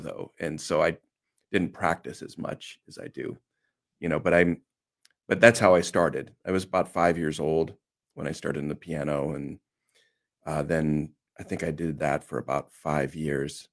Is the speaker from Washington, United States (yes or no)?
yes; Olympia, Washington, United States; I grew up in Olympia, Washington